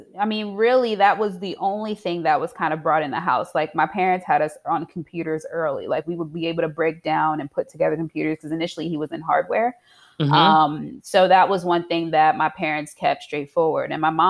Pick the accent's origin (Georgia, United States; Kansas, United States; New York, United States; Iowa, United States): New York, United States; Queens; also born or lived in Piscataway; I am originally from Queens, New York, by ways of Piscataway, New Jersey.